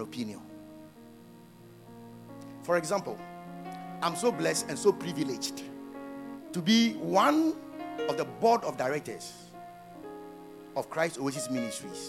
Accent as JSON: {"language": "English", "area": "Afadjato area", "region": "Volta", "country": "Ghana", "tie": "born or raised there", "said": "my hometown there are mountains. That's around Afajato"}